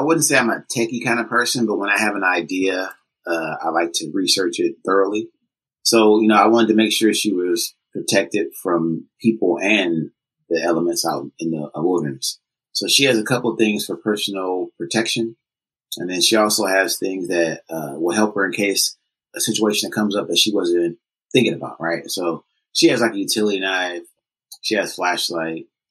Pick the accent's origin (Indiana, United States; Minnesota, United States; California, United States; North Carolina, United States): California, United States; Oakland; I was born and raised in Oakland